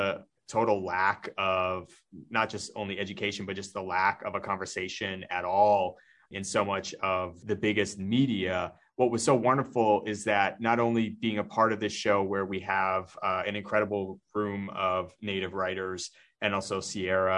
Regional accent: Northwest Territories, Canada; moved away; I'm from the Northwest Territories in Canada.

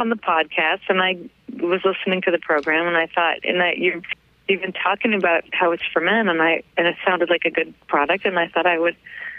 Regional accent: United States; now in San Diego, United States; I'm from the States.

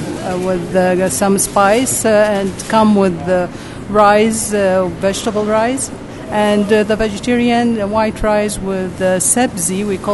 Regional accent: Iraq; English is a second language; now in Utah, United States

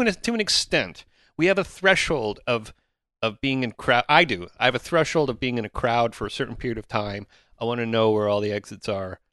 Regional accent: Oshawa, Ontario, Canada; growing up in Oshawa

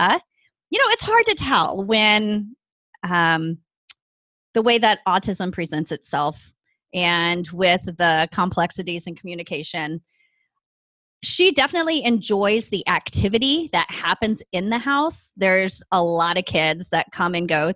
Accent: the South, United States; also born or lived in Ohio, United States; now in California, United States; I am a Southerner who has been transplanted to the West Coast via the Midwest

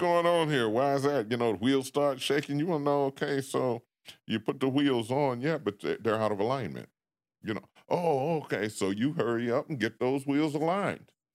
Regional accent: Washington, District of Columbia, United States; moved away; growing up in Washington and, uh, what they had back in the day called the Projects

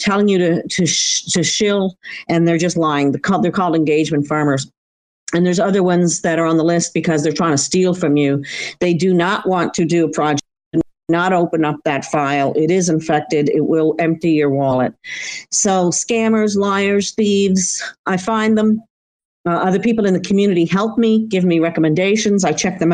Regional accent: Eastern Canada, Canada; I'm from Eastern Canada. I grew up on the Atlantic Ocean.

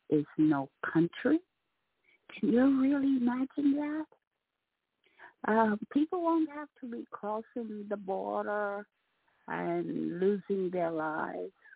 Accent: Jamaica; moved away; I'm a Jamaican

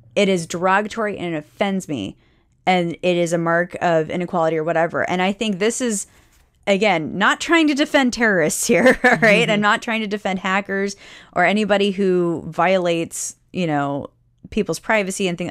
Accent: United States; we as American people

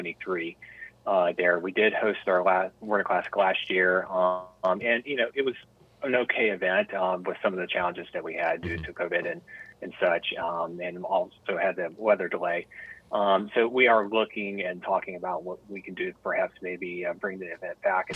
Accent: Charlotte, North Carolina, United States; Born and bred in Charlotte. I am a native, Charlotte is home

